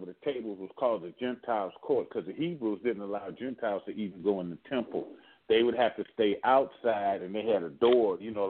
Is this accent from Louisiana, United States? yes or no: yes; Louisiana, United States; me and my brother Leonard, we are both from Louisiana.